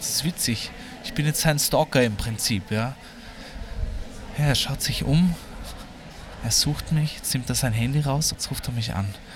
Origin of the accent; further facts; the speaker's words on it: Vienna, Austria; ich als Wiener